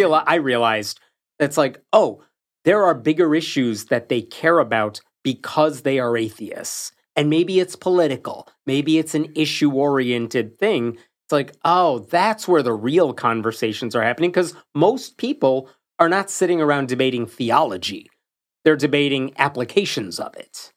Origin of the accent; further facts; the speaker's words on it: Chicago, Illinois, United States; I grew up in and around Chicago, different parts of the suburbs